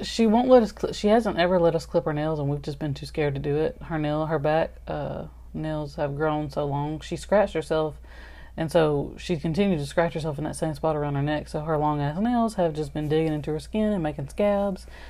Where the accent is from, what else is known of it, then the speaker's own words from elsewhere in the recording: Alabama, United States; we are from Alabama